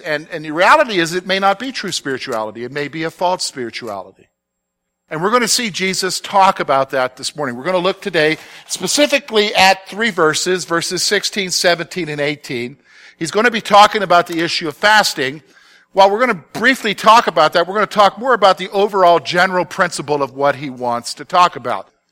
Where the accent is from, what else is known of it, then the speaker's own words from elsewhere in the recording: the South, United States; growing up in the South